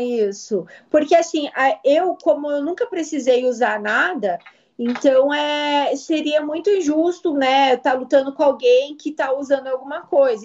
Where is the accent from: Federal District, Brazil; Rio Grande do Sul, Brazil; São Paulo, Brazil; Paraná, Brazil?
Paraná, Brazil; Curitiba; eu nasci aqui em Curitiba, sempre morei aqui mesmo.